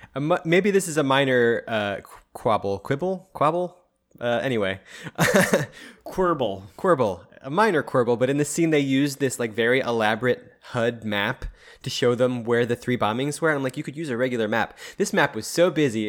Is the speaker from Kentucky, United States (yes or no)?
no; Philadelphia, Pennsylvania, United States; in Philly, we have like two primary ones